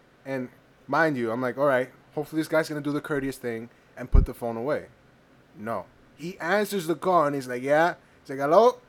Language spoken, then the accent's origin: English; United States